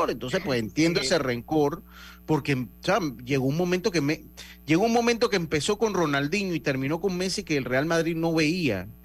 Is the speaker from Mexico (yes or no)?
no; Los Santos, Panama; Yo soy de Los Santos.